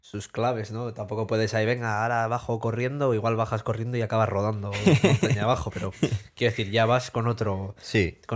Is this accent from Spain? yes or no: yes; Spain; somos españoles.